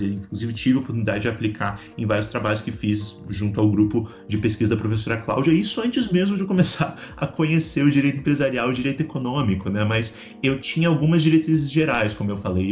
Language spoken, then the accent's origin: Portuguese; Balneário Camboriú, Santa Catarina, Brazil; moved away as an adult; now in Brasília, Brazil; Eu não sou de Brasília, eu sou de, de Balneário Camboriú, em Santa Catarina